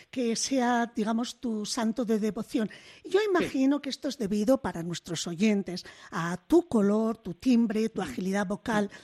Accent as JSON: {"language": "Spanish", "town": "Bilbao", "region": "Basque Country", "country": "Spain", "said": "como soy de Bilbao"}